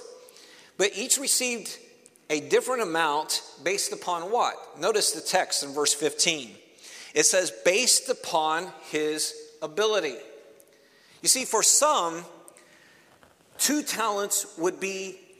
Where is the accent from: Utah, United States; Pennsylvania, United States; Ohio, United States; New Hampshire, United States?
Ohio, United States; Cleveland; moved away; I'm originally from Cleveland, Ohio